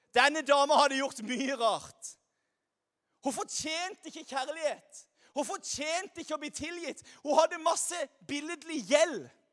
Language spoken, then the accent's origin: Norwegian; Lyngdal, Agder, Norway; now in Stavanger, Norway; jeg kommer her fra Lyngdal